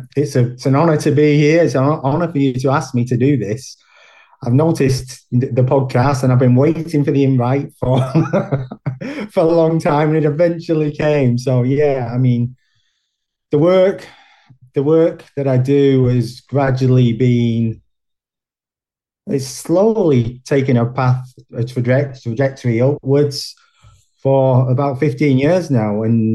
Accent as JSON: {"language": "English", "town": "Bolton", "region": "North West England", "country": "United Kingdom", "tie": "born or raised there", "said": "I was born in Bolton in Greater Manchester, and I still live in Bolton in Greater Manchester."}